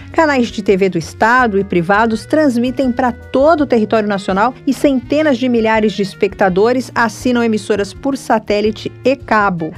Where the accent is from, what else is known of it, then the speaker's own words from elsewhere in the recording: Brazil; somos nós brasileiros